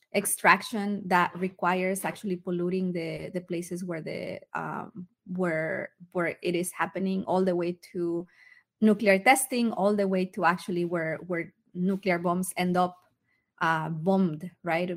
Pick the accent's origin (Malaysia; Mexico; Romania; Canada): Mexico; now in United States; I'm a migrant from Mexico myself